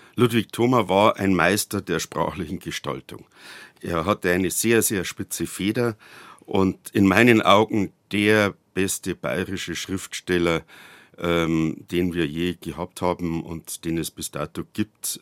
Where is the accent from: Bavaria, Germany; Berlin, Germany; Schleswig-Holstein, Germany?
Bavaria, Germany; Munich; now in Bad Tölz, Germany; neunzehnhundertneunundsechzig in München geboren, wasch echtes Münchner Kindl, bin ich ja stolz drauf